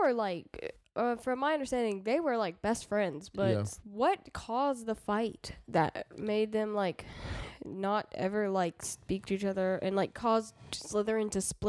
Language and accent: English; United States; I am American and not British.